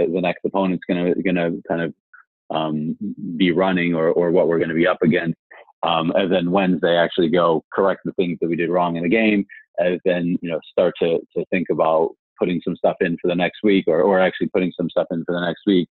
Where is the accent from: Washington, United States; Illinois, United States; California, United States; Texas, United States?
Illinois, United States; Chicago; moved away as an adult; also born or lived in Bermuda; now in London, United Kingdom; I grew up in Chicago, so I'm a Bears fan